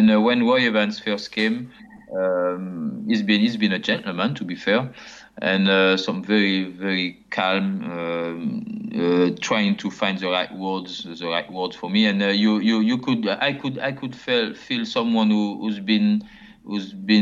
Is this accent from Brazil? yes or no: no; Martinique; English is a second language; moved away as an adult; also born or lived in Paris, France / Nîmes, France; my mother, she went back to Martinique, and I was 4 or 5 years old. She decided to come back to his country, and I grew up in Martinique, which is completely different